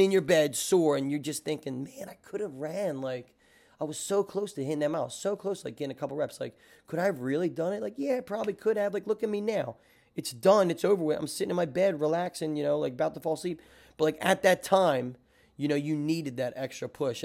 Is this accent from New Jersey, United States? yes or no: yes; Hammonton, New Jersey, United States; moved away as an adult; now in New York City, United States; I'm originally from South Jersey, uh, not the fist pumping area, the tomatoes and farms area.